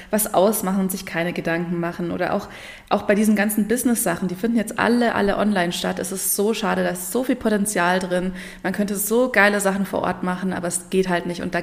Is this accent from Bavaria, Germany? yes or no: yes; Munich, Bavaria, Germany; Ich komme ursprünglich aus, auch aus München. Es hat immer, ist ja auch bayerisch und ähm, ja, also quasi ähm, ja, in meiner Hometown mit äh, Pumuckl meine Kindheit verbracht.